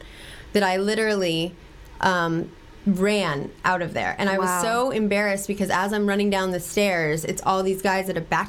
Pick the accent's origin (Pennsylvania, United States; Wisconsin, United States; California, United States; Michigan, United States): California, United States; Malibu; growing up in Malibu